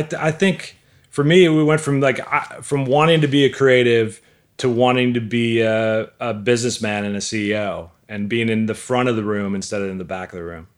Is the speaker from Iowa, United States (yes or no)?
no; Milwaukee, Wisconsin, United States; moved away as an adult; also born or lived in Missouri; I grew up in Milwaukee